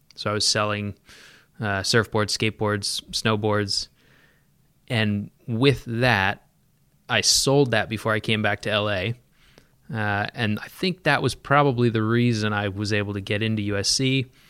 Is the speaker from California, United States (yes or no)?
yes; San Diego, California, United States; moved away; also born or lived in Pacific Northwest; I was born in San Diego. Uh, spent my younger years in San Diego